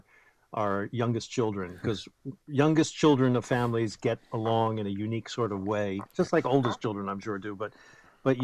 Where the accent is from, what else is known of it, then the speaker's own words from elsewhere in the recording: United States; we're just given enormous advantages just by being born American